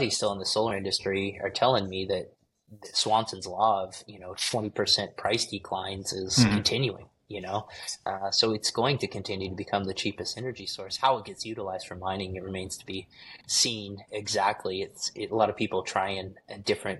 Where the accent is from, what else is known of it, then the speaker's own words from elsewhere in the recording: United States; as an American